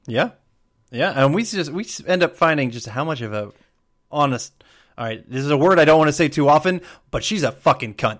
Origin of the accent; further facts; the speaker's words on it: Georgia, United States; I'm a Southerner, as I grew up mostly in Georgia.